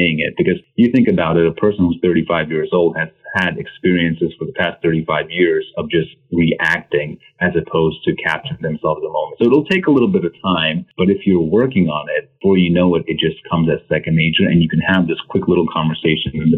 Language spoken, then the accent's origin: English; New York City, New York, United States; I grew up in Queens, New York as an immigrant